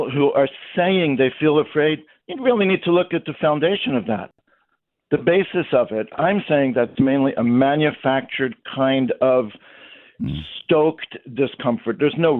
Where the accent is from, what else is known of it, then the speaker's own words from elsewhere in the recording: United States; moved away as an adult; now in Hamilton, Canada; You introduced me by saying I'm a fifth generation American. When I was growing up in the United States